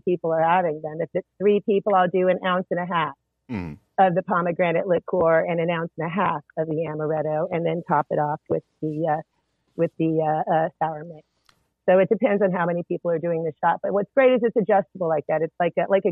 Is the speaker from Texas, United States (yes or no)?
yes; East Texas, United States; also born or lived in Corpus Christi, Texas; I spent a fair amount of time in East Texas